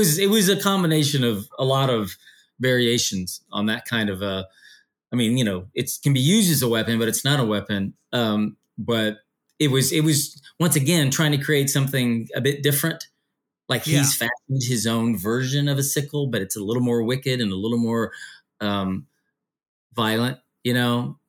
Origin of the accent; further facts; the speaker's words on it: United States; this mythology that was a bit foreign to me being an American